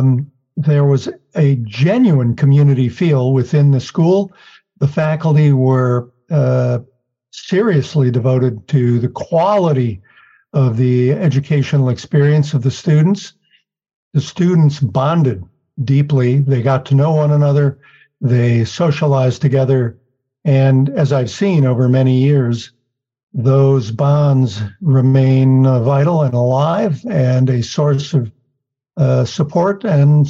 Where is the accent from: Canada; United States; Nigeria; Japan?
United States; Wisconsin; moved away as an adult; also born or lived in Chicago, Illinois / New England; now in Virginia, United States; I was born in Chicago, grew up in Wisconsin